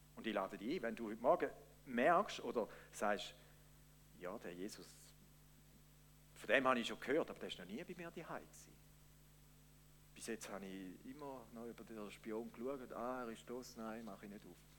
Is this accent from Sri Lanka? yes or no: no; Switzerland; wir Schweizer